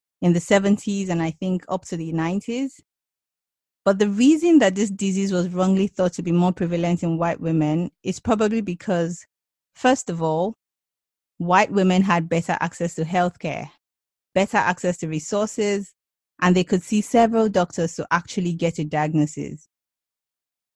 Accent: Nigeria; now in United Kingdom; I'm Black African from Nigeria, and I moved to the UK in 2010

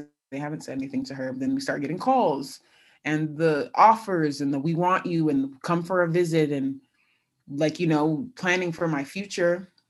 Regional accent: California, United States; I had gone in an unofficial to USC because I'm from California.

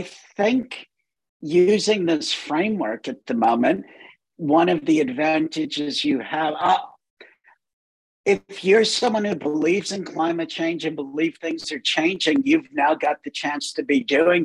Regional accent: United States; moved away; I'm not American anymore. I've given up my American citizenship

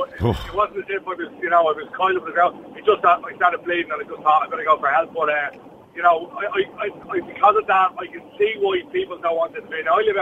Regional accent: England, United Kingdom; also born or lived in Blanchardstown, Dublin; now in Dublin, Ireland; I grew up in England.

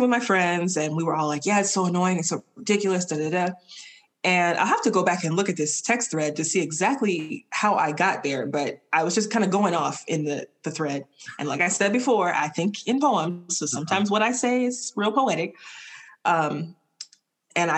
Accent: the South, United States; as a Southerner and as a Black person

